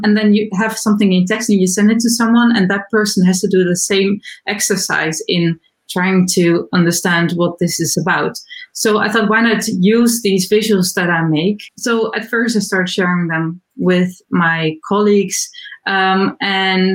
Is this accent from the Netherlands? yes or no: yes; Netherlands; I'm from the Netherlands. I live in Amsterdam